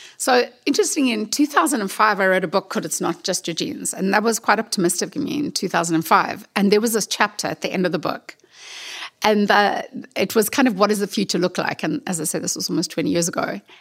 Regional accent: South Africa; I'm from South Africa

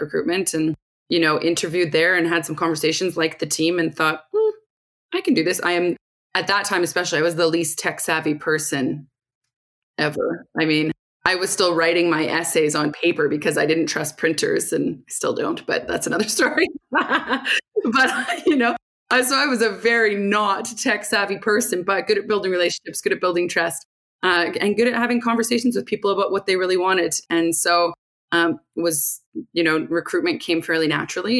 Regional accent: Rocky Mountain House, Alberta, Canada; originally I'm from a small town in Alberta, Rocky Mountain House. So if anyone's familiar with heading out to the mountains, that's where I'm from. Grew up there

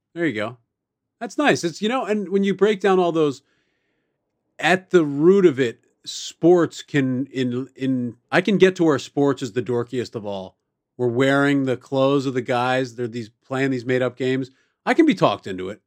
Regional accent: Baltimore, Maryland, United States; I grew up in Baltimore City

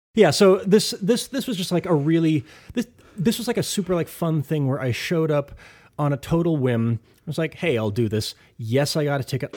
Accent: Ithaca, New York, United States; my hometown of Ithaca

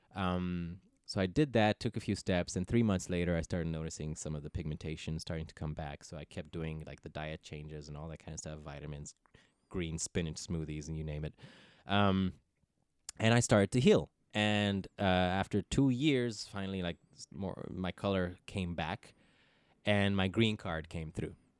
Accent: Ethiopia; first language English; also born or lived in Netherlands; now in Los Angeles, United States; I speak Ethiopian. I'm Harek because I grew up in Ethiopia.

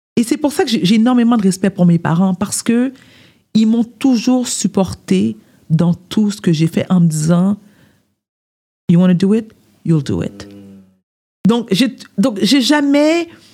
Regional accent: South Shore of Montreal, Quebec, Canada; je suis née à Montréal. J'ai grandi sur la rive sud.

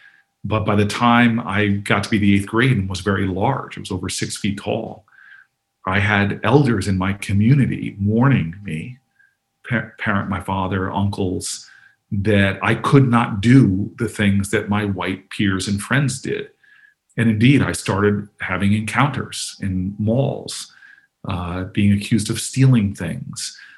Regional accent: Harrington Park, New Jersey, United States; moved away as an adult; I grew up in Bergen County. My parents had a restaurant on Teaneck Road in the 80s.

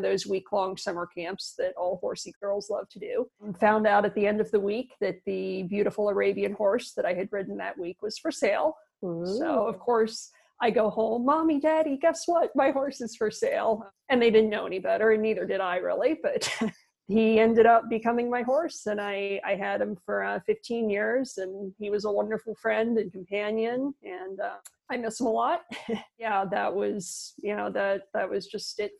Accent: Florida, United States; moved away as an adult; also born or lived in New Zealand / Colorado / Malaysia; now in Spain; I grew up in Florida

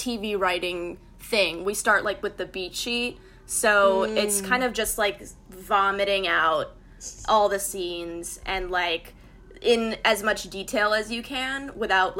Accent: San Francisco area, California, United States; in San Francisco, and which is, like, around where I'm from

